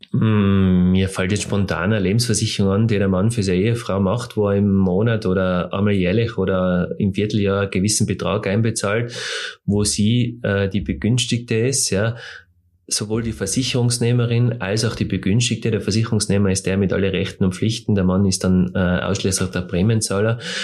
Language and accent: German; Tyrol, Austria; bei uns in Tirol